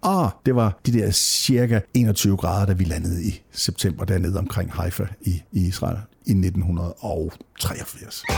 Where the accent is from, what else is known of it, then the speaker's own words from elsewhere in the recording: Nørup, Southern Denmark, Denmark; jeg kommer fra Nørup, lige uden for Vejle